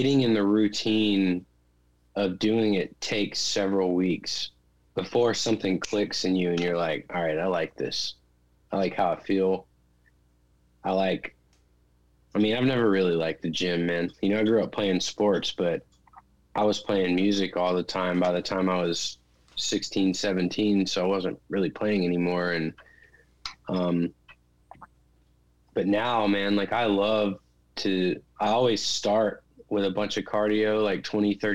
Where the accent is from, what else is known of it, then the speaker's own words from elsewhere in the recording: Clemmons, North Carolina, United States; now in Nashville, United States; We grew up together in Clemens, North Carolina